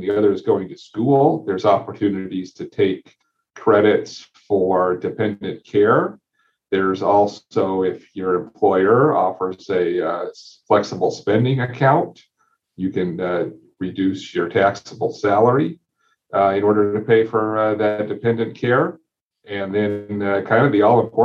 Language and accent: English; Lynden, Washington, United States; we live in Linden. I grew up in Linden. My roots are here.